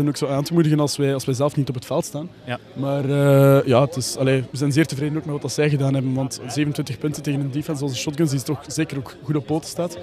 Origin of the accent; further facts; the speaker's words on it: Aalter, Flanders, Belgium; accent: Ghent; moved away as an adult; now in Brussels, Belgium; ik ook van Oost-Vlaanderen afkomstig ben